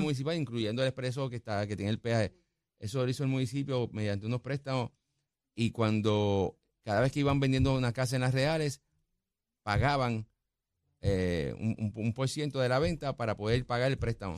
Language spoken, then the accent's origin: Spanish; Guaynabo, Puerto Rico; mi pueblo, quien me vio crecer